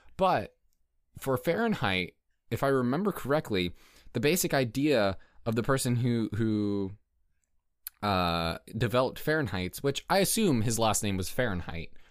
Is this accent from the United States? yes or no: yes; United States; we're American and we grew up with that kind of imperial mindset